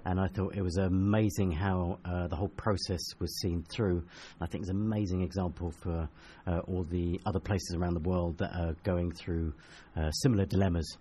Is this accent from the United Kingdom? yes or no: yes; Chatham, South East England, United Kingdom; also born or lived in Rinteln, Germany; I grew up in Chatham, which is in Kent.